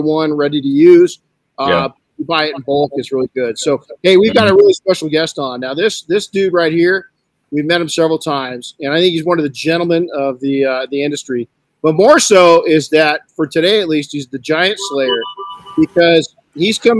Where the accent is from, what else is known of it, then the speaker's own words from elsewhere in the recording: Southern California, United States; I grew up in Southern California, about 38 miles from downtown Los Angeles in a pretty poor community